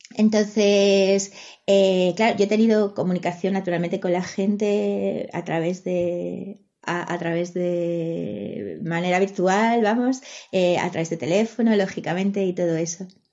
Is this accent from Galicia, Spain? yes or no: yes; Galicia, Spain; first language Spanish; la lengua que, eh, que, he hablado desde pequeña es el castellano. El gallego la, he mamado, pero mi familia no era gallego hablante